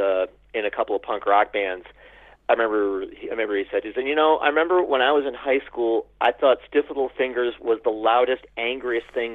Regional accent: Jackson, Michigan, United States; also born or lived in Lansing, Michigan / Ypsilanti, Michigan; I was born in Jackson, Michigan, mm-hmm. and lived for a long time in Lansing, Michigan

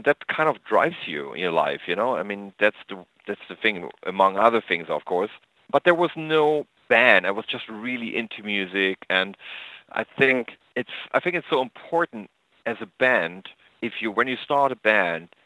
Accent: East Germany, Germany; moved away; also born or lived in America; I grew up in East Germany.

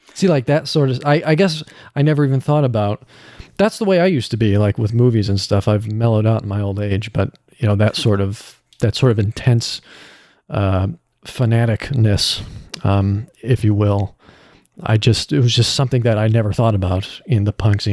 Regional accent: Illinois, United States; moved away as an adult; now in California, United States; I am from Illinois

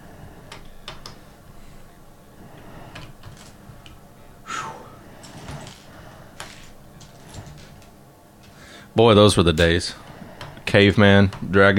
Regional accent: the South, United States; we're in the South

